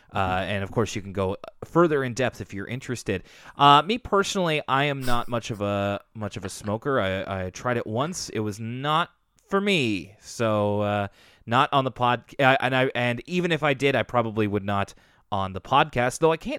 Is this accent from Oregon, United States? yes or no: no; Minnesota, United States; Also, as a Minnesotan, I can relate to the Blizzard's weird weather and bad weathermen.